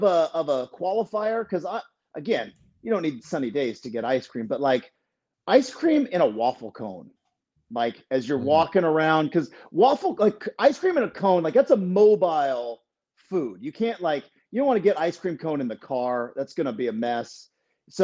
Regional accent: Douglas County, Southern Oregon, United States; now in Portland, United States; I am from Southern Oregon. I am from Douglas County

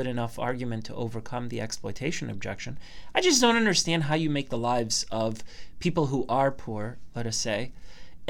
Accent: Canada; I'm Canadian

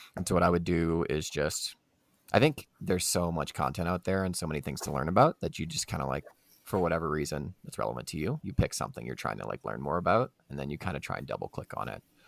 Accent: Louisiana, United States; I'm from Louisiana. I've spent a lot of time in the South

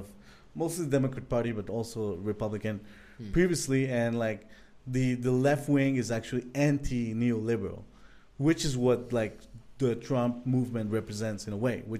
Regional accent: Peru; now in Canada; I come from Peru, in Mexico.

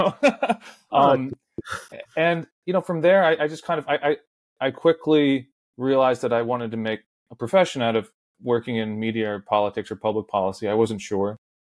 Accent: Washington, District of Columbia, United States; I grew up in the Washington, D.C. area

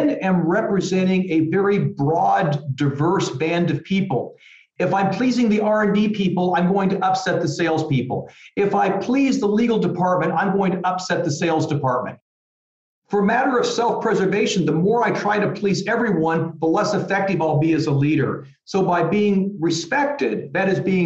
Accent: small farm town outside Des Moines, Iowa, United States; moved away as an adult; also born or lived in California; now in Munich, Germany; I'm from a very small farm town right outside of Des Moines, Iowa. I love my hometown.

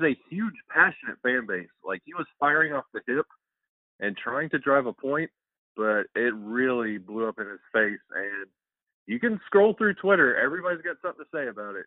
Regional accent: Alabama, United States; being from Alabama, like that stigma of hockey down here in the South

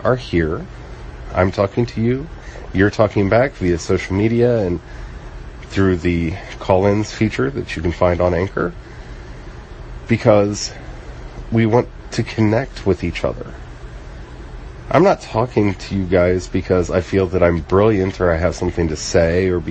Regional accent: the Appalachians in Maryland, United States; also born or lived in the Ozarks; I grew up in the Ozarks partially as a kid, and I grew up in the Appalachians in Maryland

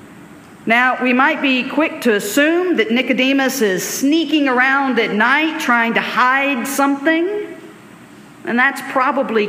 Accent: Alabama, United States; I grew up in Alabama in the 1980s, 1990s.

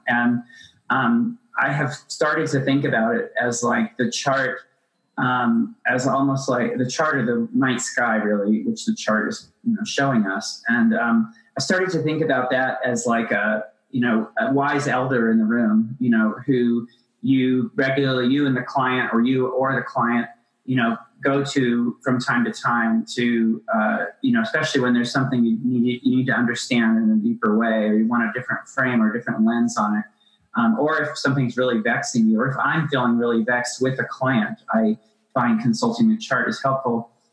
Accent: Appalachia, United States; I grew up in Appalachia

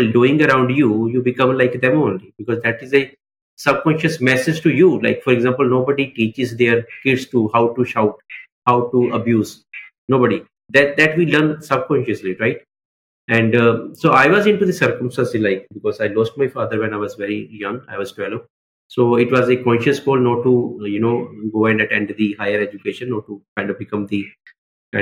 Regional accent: Mohali, Punjab, India; also born or lived in Amritsar; I was born in Amritsar, but raised in Mohali only, right? So I'm a very localite person

